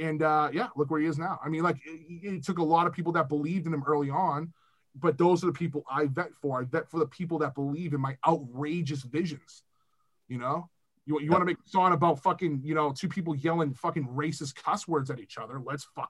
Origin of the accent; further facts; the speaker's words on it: Weymouth, Massachusetts, United States; I'm from Weymouth.